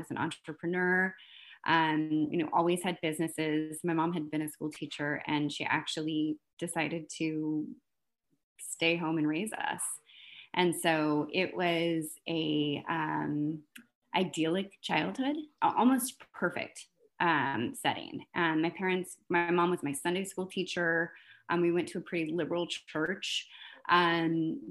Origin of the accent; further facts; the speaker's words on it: Fresno, California, United States; I was born in Fresno, California. So I was born in the Central Valley of California